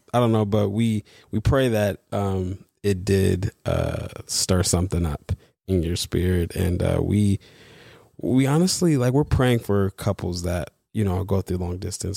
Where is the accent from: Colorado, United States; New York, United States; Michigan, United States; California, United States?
New York, United States; East Coast; moved away as an adult; also born or lived in Los Angeles; I'm from the East Coast